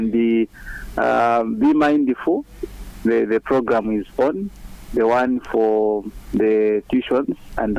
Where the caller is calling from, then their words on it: Mazabuka, Southern Province, Zambia; from within Mazabuka.